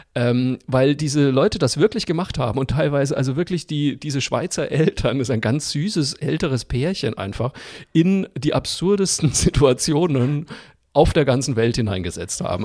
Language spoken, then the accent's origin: German; Zeil am Main, Bavaria, Germany; moved away; also born or lived in Cologne; Ich komme ja aus Franken, aus dem mhm. schönen Örtchen Zeiler Main, Fachwerk Frohsinn Frankenwein. Und ähm, bei uns im Ort gab es früher, als ich aufgewachsen bin, noch eine Zuckerfabrik.